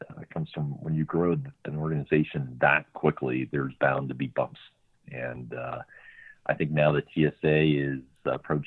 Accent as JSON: {"language": "English", "town": "Marblehead", "region": "Massachusetts", "country": "United States", "tie": "born or raised there", "moved": "as an adult", "lives_now": "Washington, D.C., United States", "said": "I grew up in Marblehead, Massachusetts, just north of Boston"}